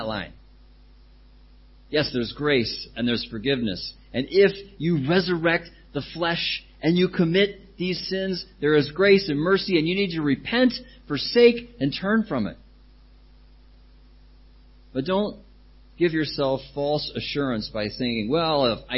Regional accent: United States; now in Thailand; I come from America

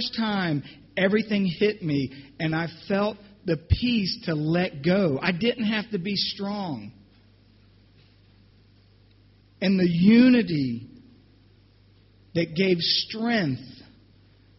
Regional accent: New Jersey, United States; moved away; also born or lived in North Carolina; I'm from New Jersey, went to North Carolina

